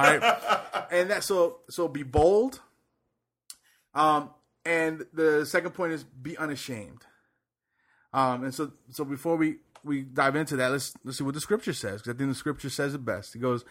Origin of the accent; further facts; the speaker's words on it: Puerto Rico; I was born there.